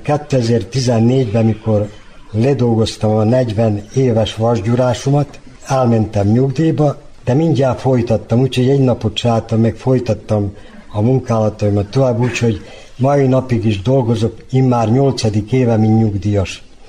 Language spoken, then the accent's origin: Hungarian; Sajan, Vojvodina, Serbia; accent: Banat dialect; also born or lived in Srbobran / Bačka Topola; now in Novi Sad, Serbia; Szajánba születtem, kis Bánáti falu ott láttam meg a világot